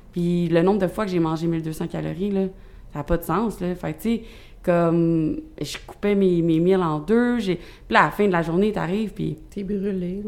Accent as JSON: {"language": "French", "area": "South Shore", "region": "Quebec", "country": "Canada", "said": "je viens pas mal de la rive sud. Je me suis promenée assez pour dire que je viens de la rive sud au complet"}